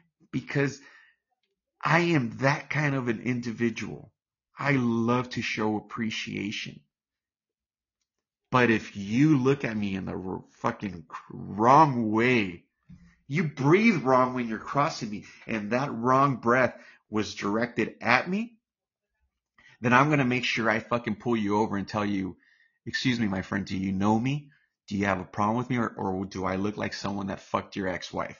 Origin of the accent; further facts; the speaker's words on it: United States; I'm American